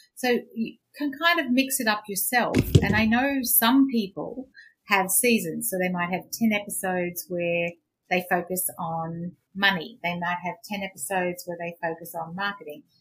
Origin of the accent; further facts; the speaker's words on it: Queensland, Australia; I grew up in Queensland